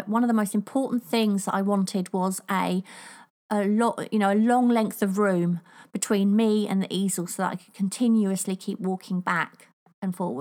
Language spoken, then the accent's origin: English; United Kingdom; accent: cross between Queen's English and Cockney (Estuary); there's an actual name for my accent. Can't remember what it's called now, but apparently it's a cross between the Queen's English and Cockney.